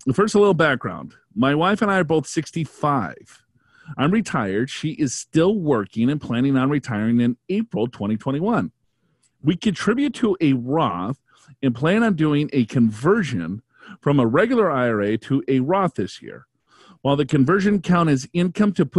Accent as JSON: {"language": "English", "region": "Minnesota", "country": "United States", "said": "I'm from Minnesota"}